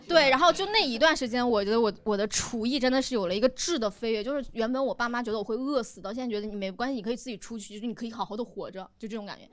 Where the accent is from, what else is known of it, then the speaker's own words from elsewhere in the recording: Wenzhou, Zhejiang, China; 我也是温州人，但哦。是，嗯，温州不是纯临海，我是在山上